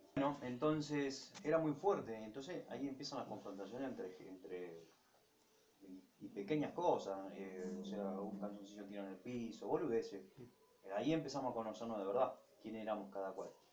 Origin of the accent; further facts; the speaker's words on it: Ramallo, Buenos Aires Province, Argentina; now in Rosario, Argentina; en mi pueblo natal, que es Ramallo, a unos 80 kilómetros de aquí